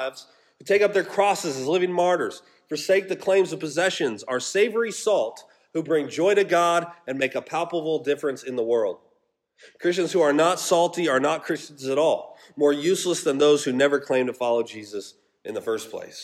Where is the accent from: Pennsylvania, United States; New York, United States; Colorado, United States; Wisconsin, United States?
Colorado, United States; also born or lived in Alaska; now in Georgia, United States; I grew up in Colorado, and that Sila and I lived in Alaska for 3 years